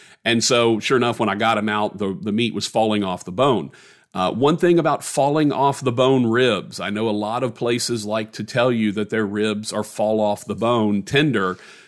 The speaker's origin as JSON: {"language": "English", "region": "Louisiana", "country": "United States", "said": "because I'm from Louisiana"}